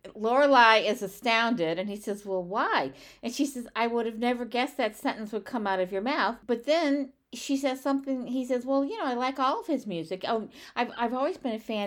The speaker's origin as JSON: {"language": "English", "town": "St. Louis", "region": "Missouri", "country": "United States", "said": "where I'm from Saint Louis"}